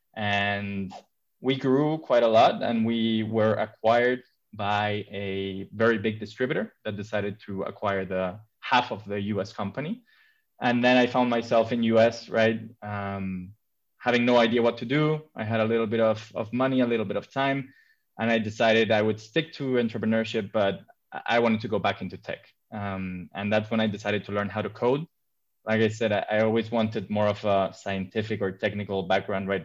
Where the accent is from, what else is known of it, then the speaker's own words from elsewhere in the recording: Madrid, Community of Madrid, Spain; moved away as an adult; also born or lived in London; I come from Madrid, but I've been living abroad for the past 10 years. I just recently moved back to my hometown